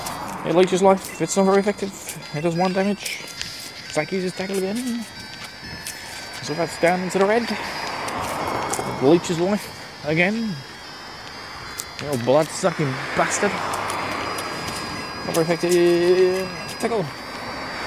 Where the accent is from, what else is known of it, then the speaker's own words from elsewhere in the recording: Essex, East of England, United Kingdom; accent: Essex; my my Essex accent